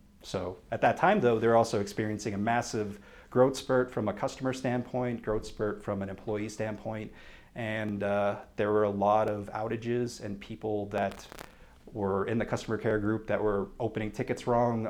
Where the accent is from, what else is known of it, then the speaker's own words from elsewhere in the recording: Andover, Massachusetts, United States; moved away as an adult; also born or lived in Vermont / New Hampshire; now in Colorado, United States; I am from Andover, Massachusetts, which is about 20 minutes north of Boston